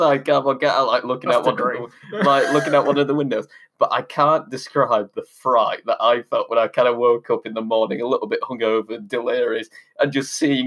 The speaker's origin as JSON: {"language": "English", "country": "United Kingdom", "said": "as a British man"}